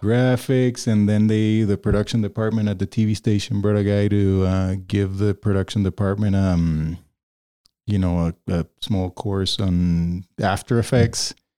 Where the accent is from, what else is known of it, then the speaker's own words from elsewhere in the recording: Caracas, Capital District, Venezuela; moved away as an adult; also born or lived in Ames, Iowa; now in Denver, United States; I grew up in Caracas and, um, you know, if we go, if we go back further, I was born in Ames, Iowa